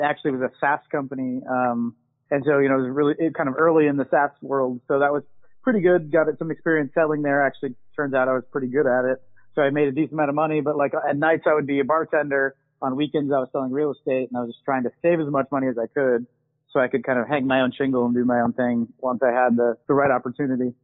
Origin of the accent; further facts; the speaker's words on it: Weston, United States; growing up in Weston, as I mentioned, they had one of the best public schools in the state